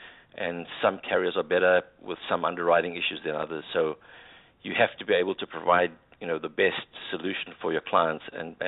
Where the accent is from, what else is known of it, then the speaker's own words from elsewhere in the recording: South Africa; my background is public accounting. I'm a South African chartered accountant.